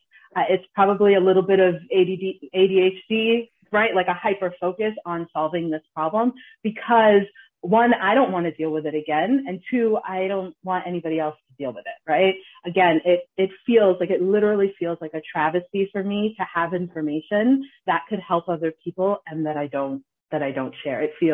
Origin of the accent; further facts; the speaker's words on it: Ghana; We're Ghanaian, we're from Kings.